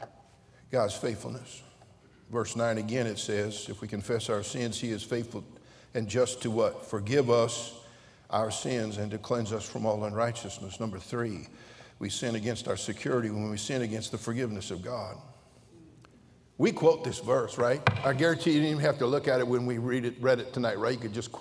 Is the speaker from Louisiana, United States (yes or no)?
no; Pittsburg, California, United States; I was born in Pittsburgh over here in the East Bay